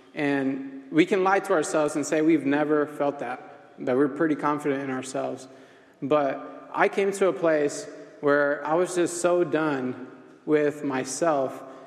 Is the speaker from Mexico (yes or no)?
yes; Mexico; I'm from Mexico.